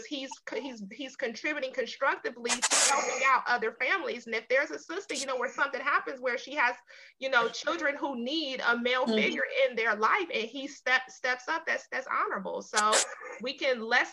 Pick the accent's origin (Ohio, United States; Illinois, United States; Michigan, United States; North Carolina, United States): Ohio, United States; Cincinnati; moved away; my hometown of Cincinnati, Ohio